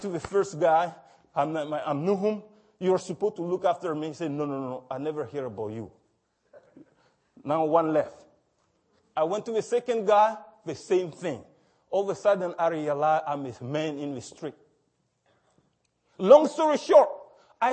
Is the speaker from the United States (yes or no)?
no; Mali; now in Toronto, Canada; the village where I was born in Mali